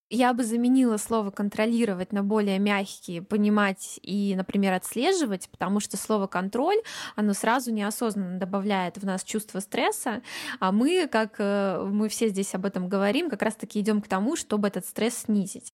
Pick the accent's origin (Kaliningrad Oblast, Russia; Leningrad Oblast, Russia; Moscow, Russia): Kaliningrad Oblast, Russia; Kaliningrad; вот я из Калининграда